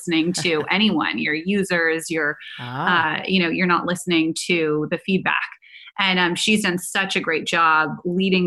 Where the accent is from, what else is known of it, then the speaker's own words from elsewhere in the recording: Silicon Valley, California, United States; I grew up in Silicon Valley around incredible men in technology